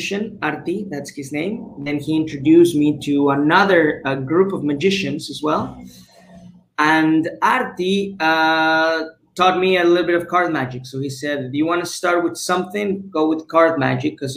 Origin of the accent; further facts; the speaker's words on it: Mexico City, Mexico; moved away as an adult; now in Cancun, Mexico; I'm originally from Mexico City, born and raised. I moved over to Cancun when I was 18 years old.